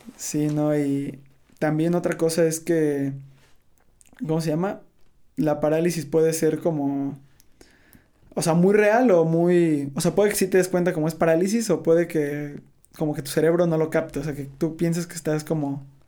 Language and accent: Spanish; Veracruz, Mexico; moved away; soy de Veracruz